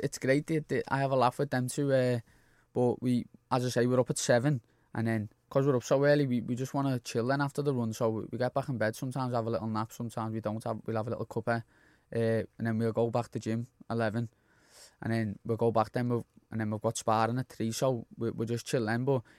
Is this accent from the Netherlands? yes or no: no; Liverpool, North West England, United Kingdom; I grew up in Anfield, like